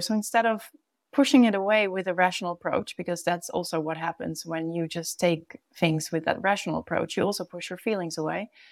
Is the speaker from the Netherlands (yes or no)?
yes; Netherlands; moved away as an adult; also born or lived in Brazil; now in The Hague, Netherlands; when I moved back home from Brazil. The place of feeling at home in The Hague